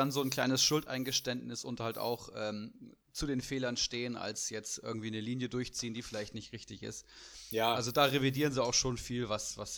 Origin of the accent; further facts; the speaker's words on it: Frankfurt, Hesse, Germany; Muss ich leider auch so sagen, aus, als Frankfurter.